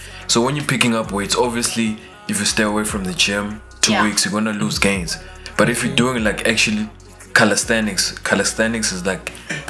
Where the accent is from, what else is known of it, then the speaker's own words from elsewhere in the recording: Kimberley, Northern Cape, South Africa; I'm from Kimberley, Khalashel.